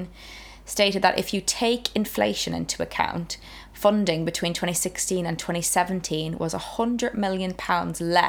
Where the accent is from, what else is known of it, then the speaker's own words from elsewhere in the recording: Ireland; now in United Kingdom; I come from Ireland